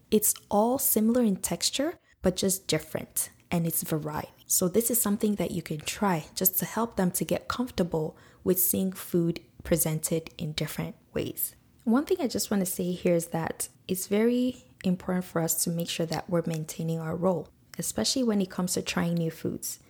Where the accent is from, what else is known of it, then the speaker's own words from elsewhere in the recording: Nigeria; now in Canada; that's how we grew up in Nigeria